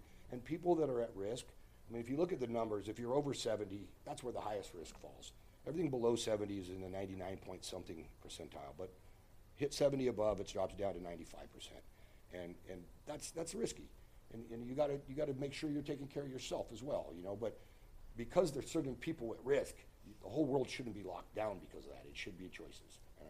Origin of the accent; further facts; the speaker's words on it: United States; born there; You know, we're in America. I was born in America.